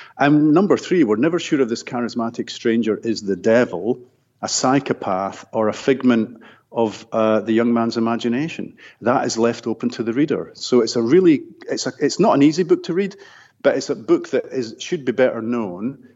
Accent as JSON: {"language": "English", "region": "Scotland", "country": "United Kingdom", "tie": "born or raised there", "said": "I grew up in Scotland in a working class neighbourhood."}